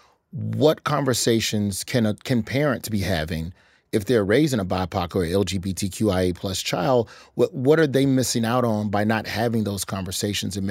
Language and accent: English; Birmingham, Alabama, United States; I'm from Alabama, Birmingham Public Schools